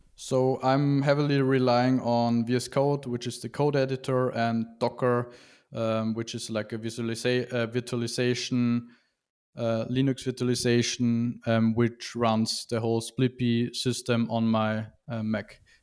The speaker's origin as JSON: {"language": "English", "region": "Vienna", "country": "Austria", "said": "from Vienna, Austria"}